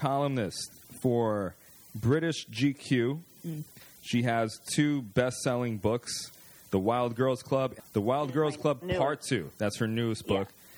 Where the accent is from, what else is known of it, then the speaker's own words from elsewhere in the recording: New York City, New York, United States; I grew up in the South Bronx